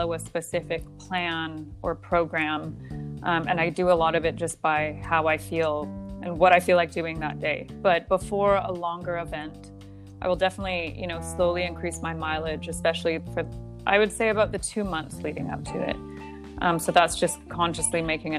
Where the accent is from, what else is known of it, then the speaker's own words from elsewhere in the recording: Canada; moved away as an adult; now in Qatar; where I grew up in Canada